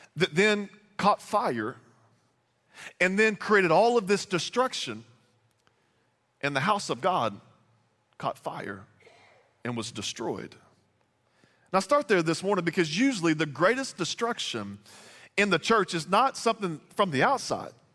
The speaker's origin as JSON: {"language": "English", "region": "Texas", "country": "United States", "also_born_or_lived": "Bossier City, Louisiana", "moved": "yes", "said": "I'm originally from Texas, but moved here from Bossier City, Louisiana"}